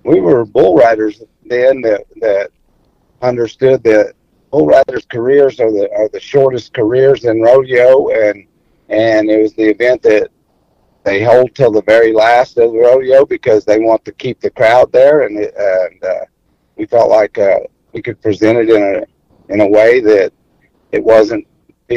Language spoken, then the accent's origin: English; New Mexico, United States; also born or lived in Artesia, New Mexico / El Paso, Texas / West Texas; I grew up in New Mexico and West Texas. Actually, went to school all through high school in El Paso, but I was born in Artesia, New Mexico, and we spent most of our time in New Mexico